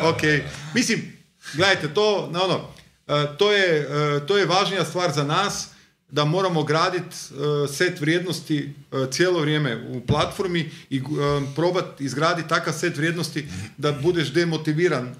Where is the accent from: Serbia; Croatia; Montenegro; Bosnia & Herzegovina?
Croatia; Zagreb, City of Zagreb; Ja sam iz Novog Zagreba odrastao